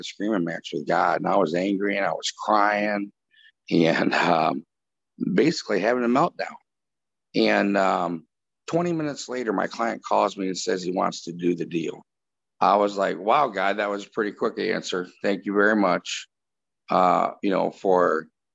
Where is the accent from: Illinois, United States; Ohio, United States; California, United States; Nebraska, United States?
Illinois, United States; Chicago; we're all from Chicago on this podcast, or the state of Illinois.